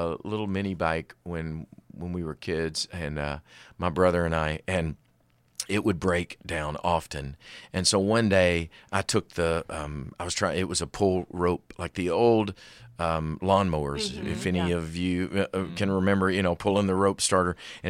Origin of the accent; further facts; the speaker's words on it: China; born there; Like, I should still speak Chinese because I was born in China.